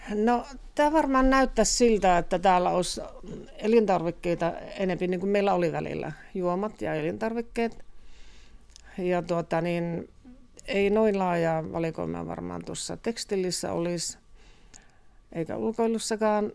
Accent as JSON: {"language": "Finnish", "town": "Joensuu", "region": "North Karelia", "country": "Finland", "also_born_or_lived": "Kontiolahti", "moved": "yes", "lives_now": "Tohmajärvi, Finland", "said": "olen Joensuusta. Tai syntynyt Kontiolahdessa ja Joensuusta sitten tänne, tänne muutettiin perheen kanssa"}